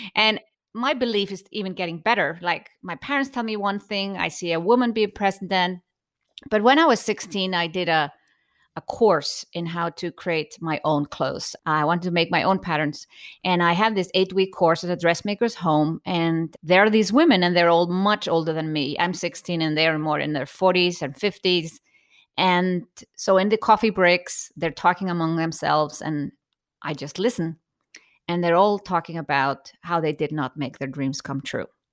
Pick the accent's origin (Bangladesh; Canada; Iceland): Iceland; growing up in Iceland